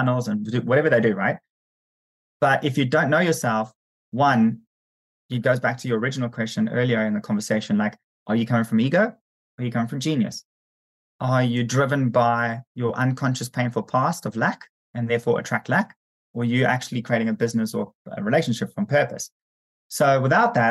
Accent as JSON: {"language": "English", "country": "South Africa", "said": "I'm South African"}